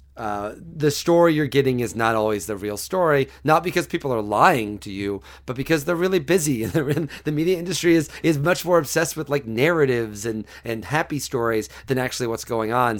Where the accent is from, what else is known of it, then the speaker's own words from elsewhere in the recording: Mattoon, Illinois, United States; moved away; I'm from Mattoon, Illinois, about an hour south of Champaign